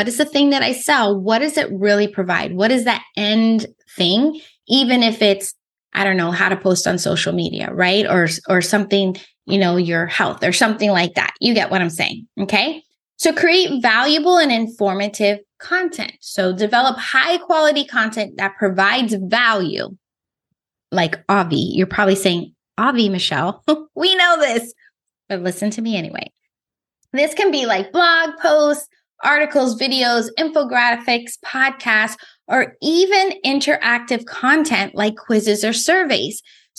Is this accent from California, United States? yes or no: yes; California, United States; So I just told you that I came from California.